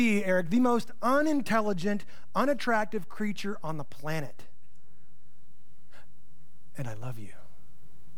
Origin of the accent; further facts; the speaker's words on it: United States; I'm from the Panhandle